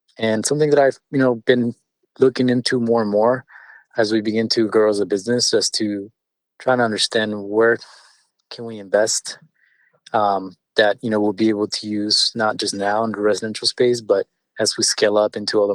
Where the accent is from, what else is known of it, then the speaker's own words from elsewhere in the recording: California, United States; first language Spanish; English is a second language; also born or lived in Mexico City, Mexico; I was born in California and spent part of my childhood in Mexico City, where I learned, you know, Spanish and eventually came back to the U.S. In my early years, right, in fifth grade and began to learn English. So English is actually my second language.